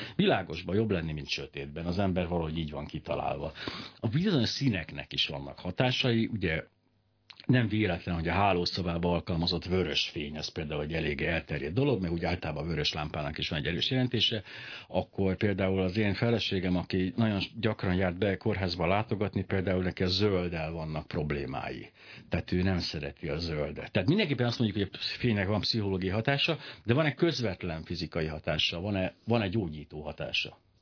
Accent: Hungary; mint magyarok

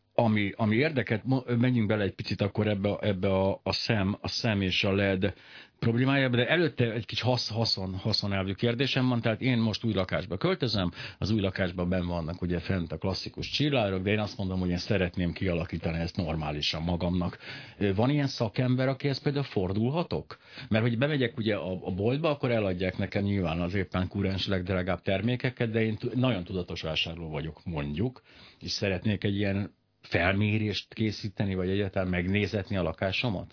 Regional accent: Hungary; mint magyarok

